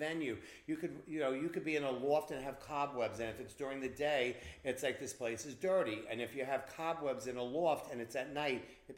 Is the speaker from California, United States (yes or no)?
no; Hicksville, New York, United States; also born or lived in West Village, New York City; I went to Hicksville High School, where …, Mercedes Rule, and a lot of like those kind of people on Long Island. And I'm from Long Island